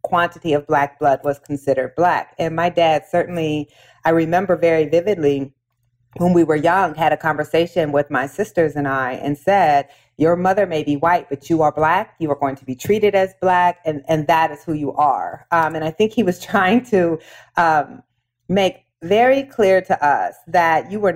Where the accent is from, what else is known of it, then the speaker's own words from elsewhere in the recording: Waterloo, Iowa, United States; My mother came to my hometown to go to college. Waterloo, Iowa.